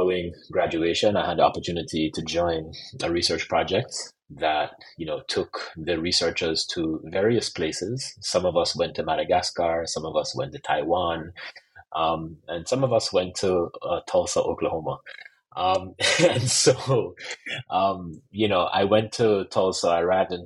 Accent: Jamaica; I'm also Jamaican

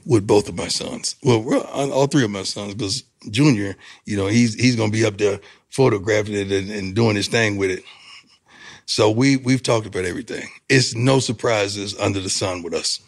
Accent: Florida, United States; I'm from Florida

